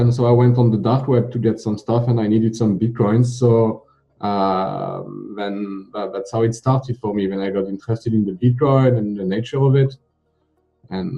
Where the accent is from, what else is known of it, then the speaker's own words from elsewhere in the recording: France; I'm from France